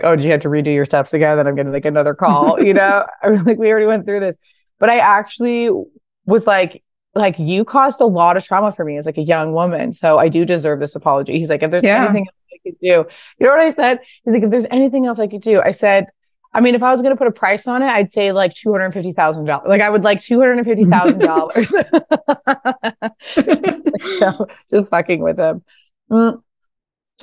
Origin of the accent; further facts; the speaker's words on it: Pasadena, California, United States; also born or lived in New York; I'm from Pasadena. This was the house I grew up